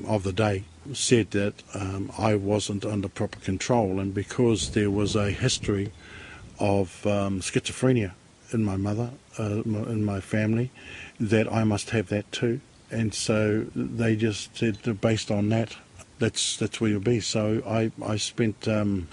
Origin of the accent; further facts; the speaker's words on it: Auckland, New Zealand; I was born in West Auckland